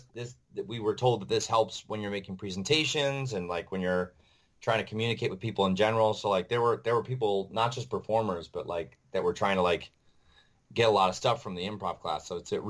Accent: Webster, New York, United States; moved away as an adult; also born or lived in Rochester, New York; now in New York City, United States; So I tell people Rochester, but really I'm from Webster.

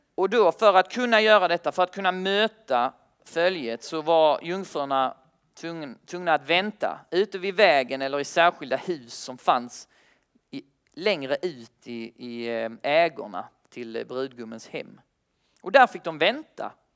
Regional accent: Kristianstad, Skåne, Sweden; now in Lund, Sweden; jag bor i Lund tillsammans med, eh, men jag kommer från Kristianstad

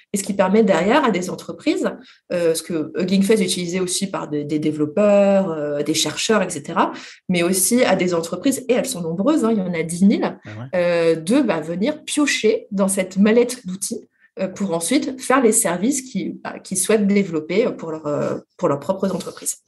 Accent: France; nous, les Français

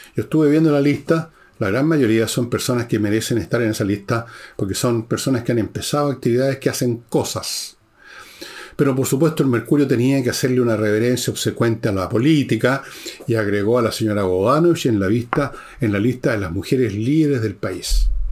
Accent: Chile

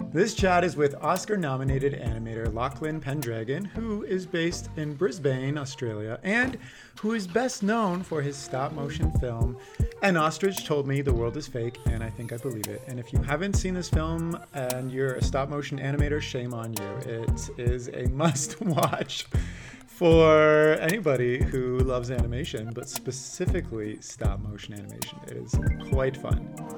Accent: Canada; growing up in Canada

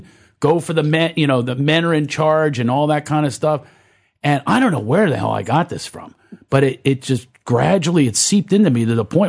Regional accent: Philadelphia, Pennsylvania, United States; I was raised in Philadelphia by a single parent.

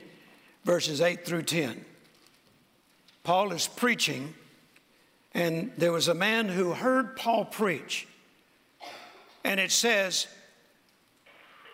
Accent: Mississippi, United States; born or raised there

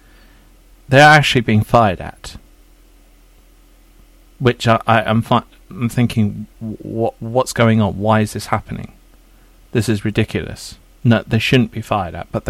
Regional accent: England, United Kingdom; I'm quite English.

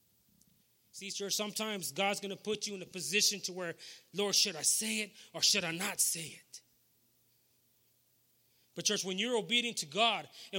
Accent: Beeville, Texas, United States; I'm from Beeville, Texas

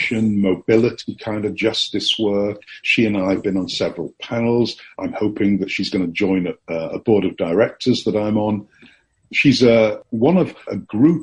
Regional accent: Yorkshire and the Humber, United Kingdom; moved away; I'm from Yorkshire

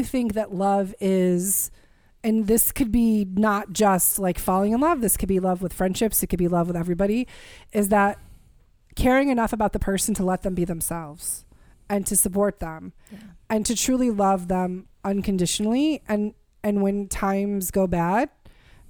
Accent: the South, United States; now in Boston, United States; I am from the South

